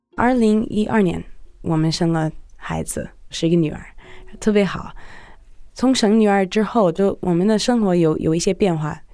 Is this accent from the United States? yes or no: yes; United States; now in Shanghai, China; 我是一个美国记者，住在中国，我老公是做音乐的